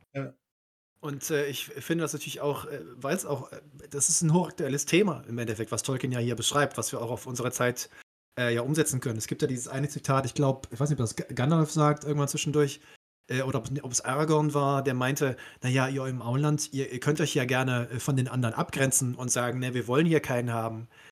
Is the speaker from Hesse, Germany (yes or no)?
no; Cologne, North Rhine-Westphalia, Germany; also born or lived in Aberdeen, Scotland; ich als gebürtiger Kölner, ne, ich komme ja aus dem Rheinland